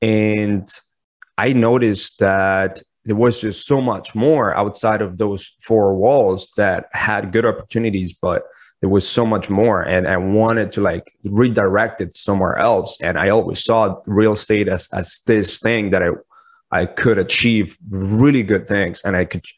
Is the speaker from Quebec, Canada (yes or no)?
no; Toronto, Ontario, Canada; now in United States; So in the United States, I came in from Toronto as a Canadian citizen.